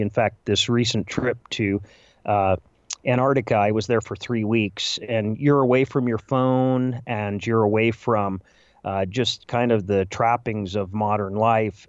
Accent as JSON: {"language": "English", "town": "Chicago", "region": "Illinois", "country": "United States", "said": "as a Chicagoan"}